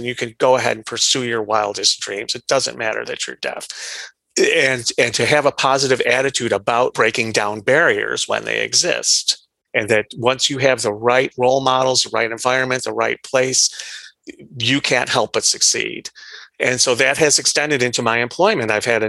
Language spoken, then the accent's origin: English; Iran; born there; I was born in Iran, and I was born like a perfectly normal birth